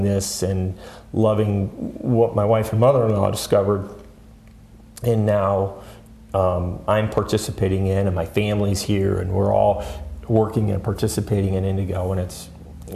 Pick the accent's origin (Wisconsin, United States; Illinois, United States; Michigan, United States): Michigan, United States; I'm born and raised in Michigan